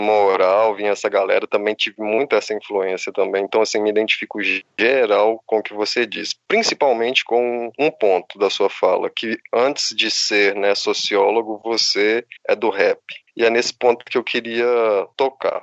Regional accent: Belo Horizonte, Minas Gerais, Brazil; Sou de BH também

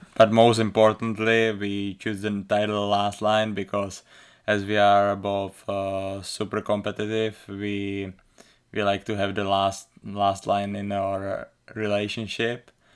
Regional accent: Czechia; accent: thick accent; English is a second language; moved away as an adult; also born or lived in United States; I, uh, grew up, uh, in the Czech Republic, playing hockey since I was, uh, four years old

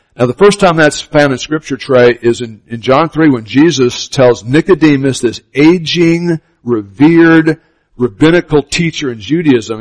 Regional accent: Miami, Florida, United States; I grew up in Miami, Florida

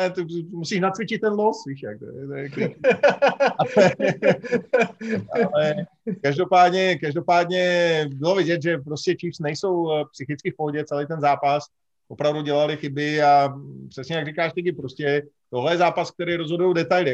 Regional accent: Bohemia, Czechia; u nás v Čechách

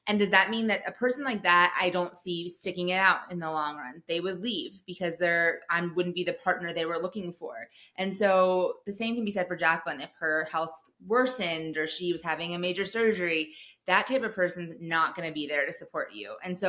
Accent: Telluride, Colorado, United States; I remember when I first moved to Denver, so we're from Telluride, everyone skis all the time.

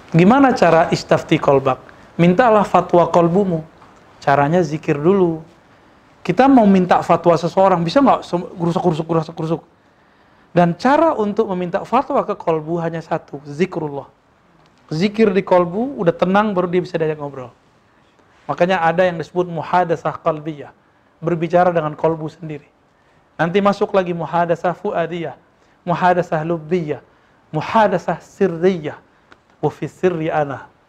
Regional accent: West Sumatra, Indonesia; Dan walaupun dia orang Minang, saya orang Minang, saya nggak ngomong bahasa kecuali bahasa Arab sama dia dulu sama Musa nih.

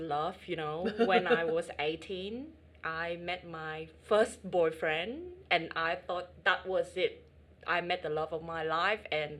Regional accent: Vietnam; first language Vietnamese; English is a second language; moved away as an adult; now in Australia; I'm 100% Vietnamese.

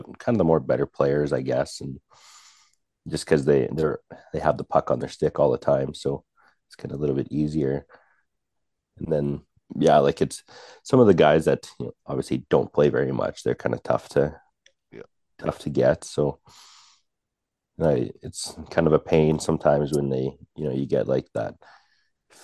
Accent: Birch Hills, Saskatchewan, Canada; I grew up in Birch Hills, which is only about 20 minutes, half hour down the road

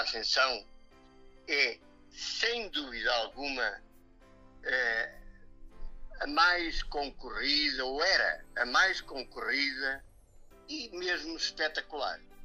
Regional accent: Serra do Caramulo, Centro, Portugal; eu sou de São de Monte, que fica precisamente na Serra do Caramuro. Eh, portanto, eu sou, eu sou natural de cá.

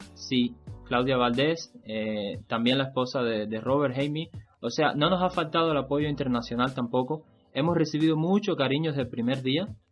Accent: Cuba; mi país, en Cuba

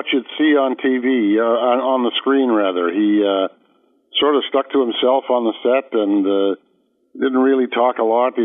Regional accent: Toronto, Ontario, Canada; I was born in Toronto, Canada

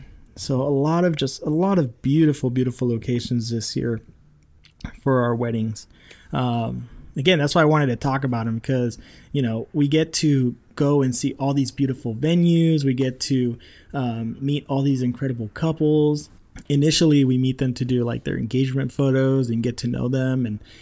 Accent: Rancho Cucamonga, California, United States; I did another backyard wedding that took me back to my hometown where I grew up in Rancho Cucamonga.

